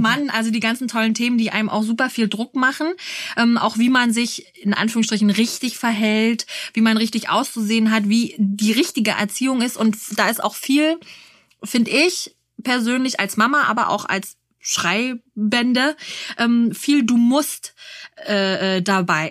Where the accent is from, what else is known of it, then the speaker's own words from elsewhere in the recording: Berlin, Germany; für uns Berliner